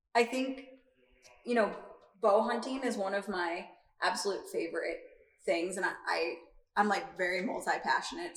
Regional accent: Iowa, United States; growing up in Iowa, my family, a majority of them are outdoorsy

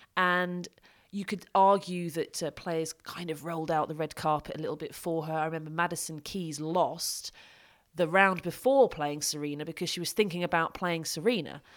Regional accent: United Kingdom; I'm from Britain

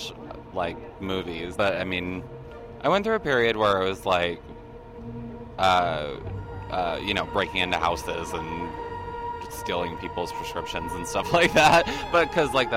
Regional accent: Juneau, Alaska, United States; I'm from Juneau, which is the capital, but it's only, like, 30,000 people

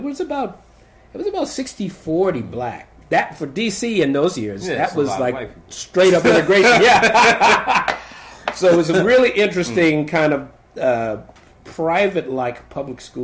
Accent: Washington, District of Columbia, United States; I grew up in Northwest D.C. I really grew up all over the city. I grew up in Northwest, went to Eastern High School, and eventually to Howard University.

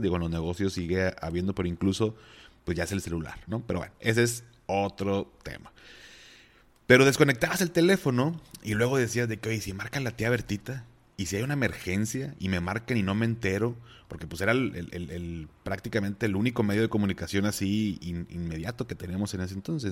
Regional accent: Mexico; mis papás pues, pasaron por una situación fuerte, así como muchos mexicanos

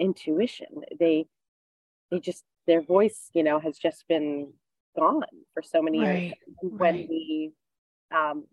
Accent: East Coast, United States; moved away; I grew up on the East Coast

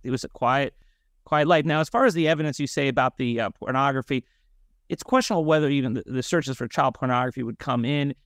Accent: North Miami, Florida, United States; I'm originally from North Miami, Florida. I went to public schools there

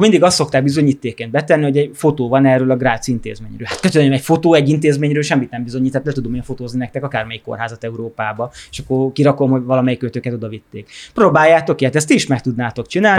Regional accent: Hungary; én Magyarországon egy vidéki családban nőttem fel külterületen

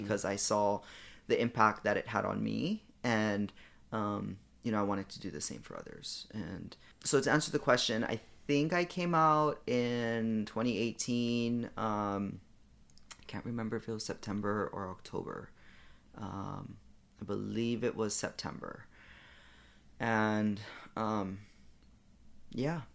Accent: Hawaii, United States; I'm from Hawaii

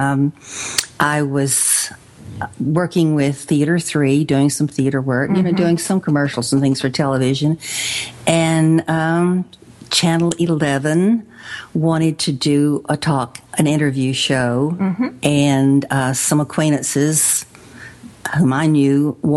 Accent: Athens, Texas, United States; now in Tyler, United States; Athens is kind of my hometown

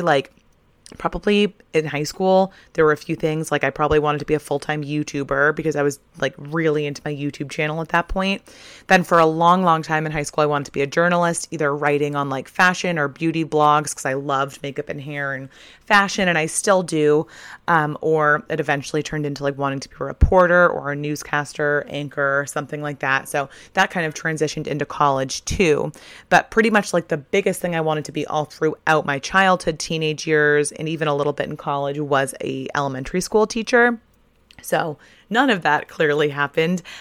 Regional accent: Kennebunk, Maine, United States; I grew up in Kennebunk and I worked as a breakfast server at the White Barn Inn

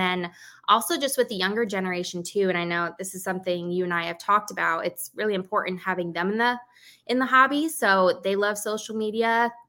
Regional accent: Chicago, Illinois, United States; I go as the … on TikTok or on Instagram. I'm from Chicago, so I'm a big Chicago sports fan. I live right near the White Sox Stadium

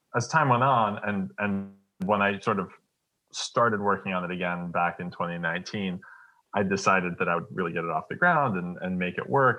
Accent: Detroit, Michigan, United States; moved away; I was born in Detroit

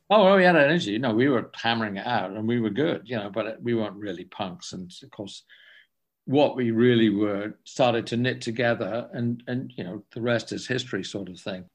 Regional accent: England, United Kingdom; I'm from England

